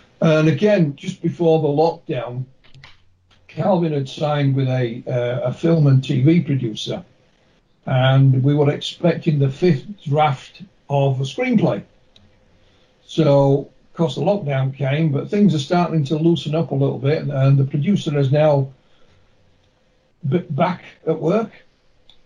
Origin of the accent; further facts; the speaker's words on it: Yorkshire and the Humber, United Kingdom; I'm from West Yorkshire